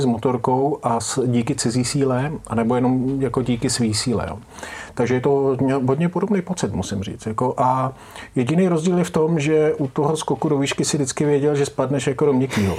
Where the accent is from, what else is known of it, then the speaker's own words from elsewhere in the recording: Czechia; jsme Češi